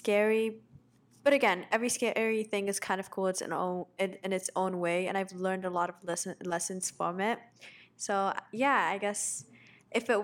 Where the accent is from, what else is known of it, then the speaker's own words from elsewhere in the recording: Egypt; I'm from Egypt